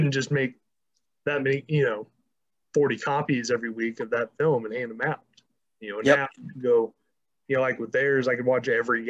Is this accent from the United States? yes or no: yes; the South, United States; moved away; like, I'm originally from the South. Now, while I spent most of my life up here